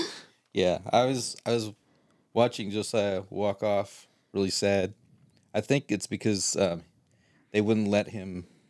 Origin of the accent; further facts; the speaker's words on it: Canada; As a Canadian, I know that those are not very Canadian.